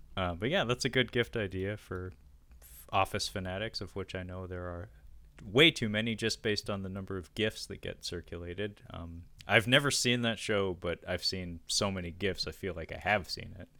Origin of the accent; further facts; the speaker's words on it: Seattle, Washington, United States; my hometown where I still live to this day, Seattle